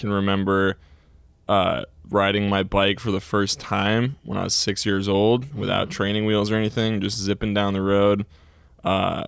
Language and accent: English; Essex Junction, Vermont, United States; I'm from Essex Junction, Vermont. I've kind of lived in the area.